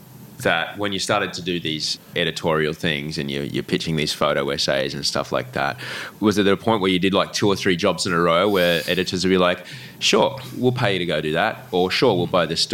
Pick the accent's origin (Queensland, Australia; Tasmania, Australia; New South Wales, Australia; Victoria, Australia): Queensland, Australia; Brisbane; in Brisbane